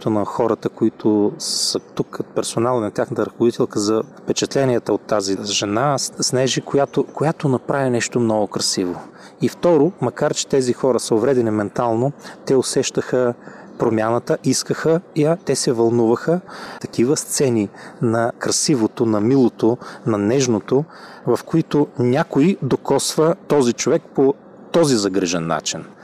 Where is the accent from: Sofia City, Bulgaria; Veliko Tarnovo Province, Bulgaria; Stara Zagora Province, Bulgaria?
Sofia City, Bulgaria; Sofia; от София.